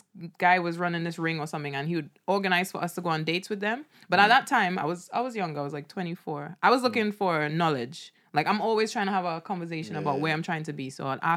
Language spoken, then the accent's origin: English; London, United Kingdom; I'm from Hackney.